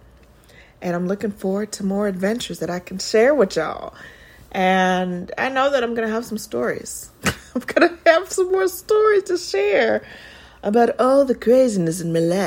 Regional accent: New York City, New York, United States; moved away as an adult; also born or lived in Atlanta; I'm from the Bronx, and I always say that I'm from the Bronx.

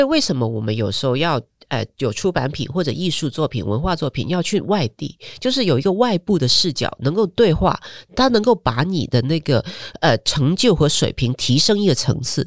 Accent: Hong Kong; moved away as an adult; now in Taiwan; 我们香港

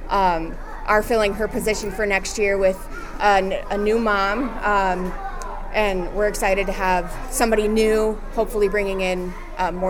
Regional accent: Sioux City, Iowa, United States; Sioux City, Iowa.

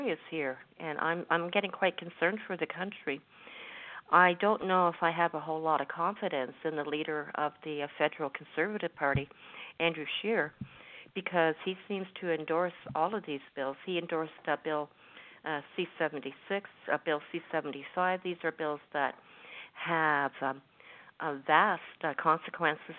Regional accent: Canada; I'm speaking as a Canadian

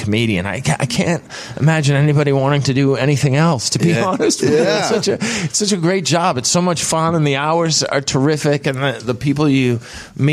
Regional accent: Peabody, Massachusetts, United States; Peabody, Massachusetts, which is on the North Shore of Massachusetts, close to Salem

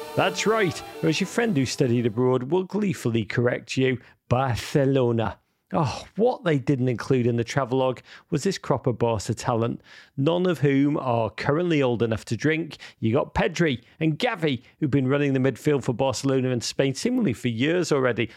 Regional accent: Liverpool, North West England, United Kingdom; moved away; I actually spent the holiday back in Liverpool, my hometown

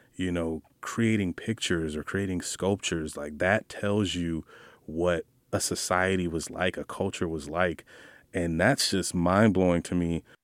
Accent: Jacksonville, Florida, United States; first language English; Jacksonville, Florida, grew up on the north side.

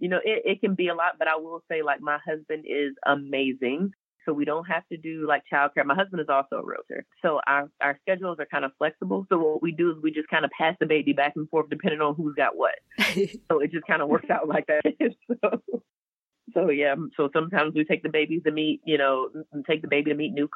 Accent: Savannah, Georgia, United States; moved away as an adult; now in Clarksville, United States; I'm originally from Savannah, Georgia

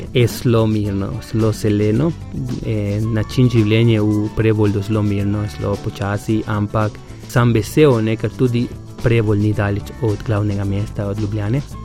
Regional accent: Paraguay; Slovenian is a second language; moved away as an adult; now in Slovenia; sem iz Paragvaja

